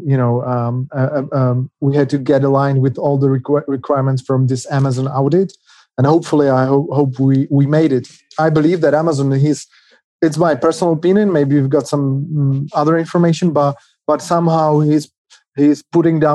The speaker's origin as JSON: {"language": "English", "country": "Czechia", "said": "We are from the Czech Republic, currently in two cities in Prague and Třinec"}